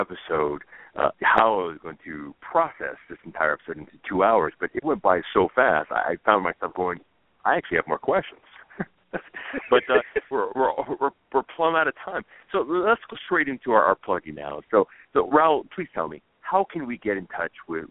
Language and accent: English; Los Angeles, California, United States; I grew up in Atwater next to downtown